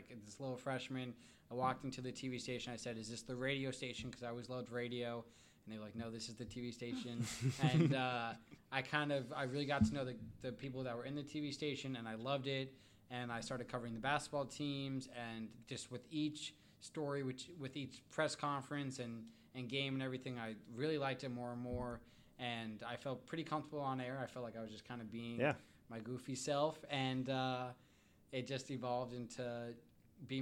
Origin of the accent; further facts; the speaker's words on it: New York, United States; moved away as an adult; also born or lived in Connecticut; now in Wichita, United States; I grew up in New York, kind of a long ways from here